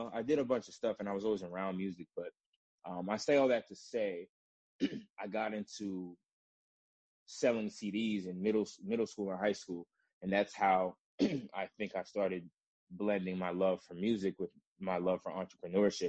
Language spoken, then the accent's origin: English; Rockville, Maryland, United States; also born or lived in Washington, District of Columbia, United States; I'm from Washington, DC, Nigerian American, first generation. So I grew up right outside DC in the suburbs of Rockville, Maryland